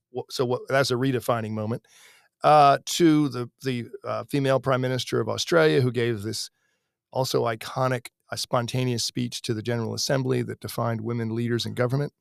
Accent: United States; I grew up sailing in Chesapeake Bay

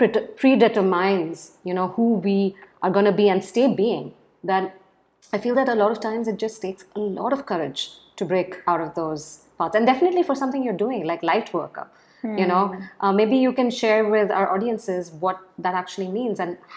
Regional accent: India; I'm from India

